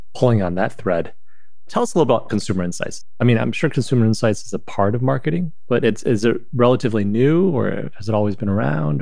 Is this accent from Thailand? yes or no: no; China; now in United States; growing up in China and coming here